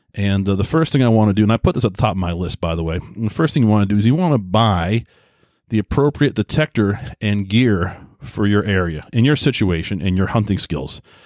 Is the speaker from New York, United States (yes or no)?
yes; Southold, New York, United States; I grew up in Long Island, New York, a little town called Southhold.